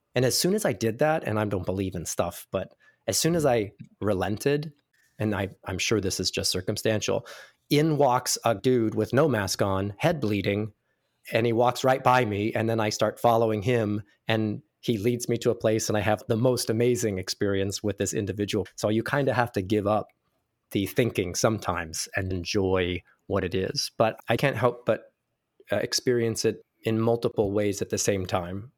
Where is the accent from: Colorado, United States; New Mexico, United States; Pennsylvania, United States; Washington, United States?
New Mexico, United States; Ruidoso; also born or lived in Albuquerque, New Mexico; I'm from small town New Mexico. I was born in Albuquerque, New Mexico, and then lived in a ski resort town called Ruidoso for about twelve years